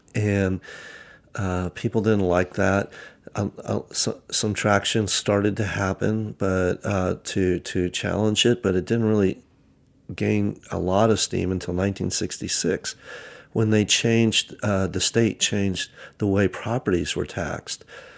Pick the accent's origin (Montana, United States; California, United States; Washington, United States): California, United States; Napa Valley; Yes, I was born and raised in Napa Valley, and I'm a third generation Napa Valley kid.